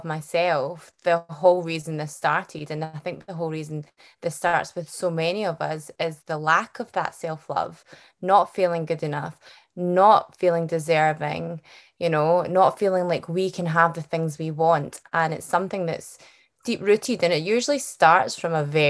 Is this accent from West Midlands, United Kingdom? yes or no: no; Glasgow, Scotland, United Kingdom; accent: Scottish; it's a Scottish accent that you're hearing, not Irish or Australian, but full bred Scottish. And I'm from Glasgow.